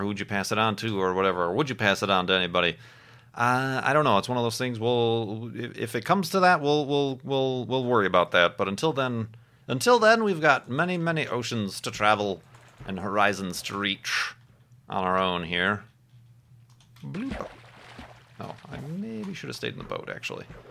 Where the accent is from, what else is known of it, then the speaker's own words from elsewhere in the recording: Midwest, United States; growing up in the Midwest